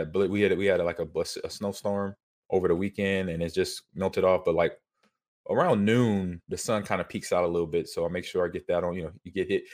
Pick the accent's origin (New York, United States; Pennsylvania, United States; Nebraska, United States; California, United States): Nebraska, United States; I'm in, uh, back in my home state.